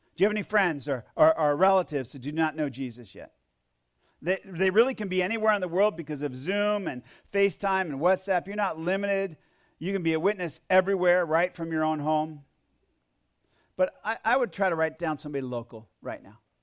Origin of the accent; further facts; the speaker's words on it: Plainfield, United States; God just called me to be a missionary to my family and then a, a missionary to my hometown